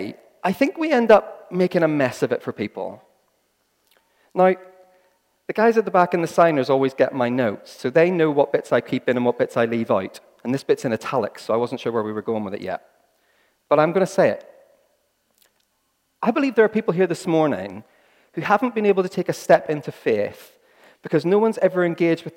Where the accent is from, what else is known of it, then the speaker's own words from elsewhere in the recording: Northern Ireland, United Kingdom; I'm from Northern Ireland